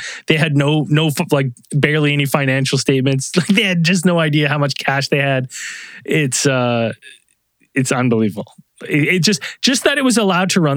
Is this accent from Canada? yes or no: yes; Canada; I'm Canadian